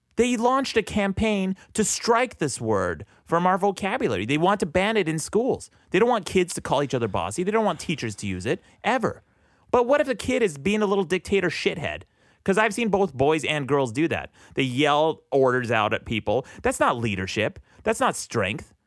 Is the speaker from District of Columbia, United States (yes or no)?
no; Utah, United States; I'm from Utah